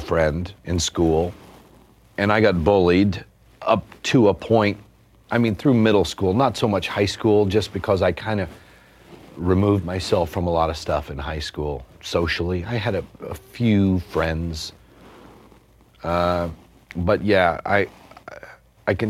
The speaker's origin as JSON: {"language": "English", "town": "Durant", "region": "Oklahoma", "country": "United States", "tie": "born or raised there", "said": "at the Choctaw Community Center in Durant"}